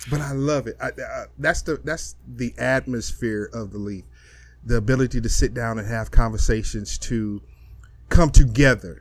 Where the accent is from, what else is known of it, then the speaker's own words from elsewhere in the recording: East St. Louis, Illinois, United States; now in Texas, United States; I come from Illinois. I mean, I'm from East St. Louis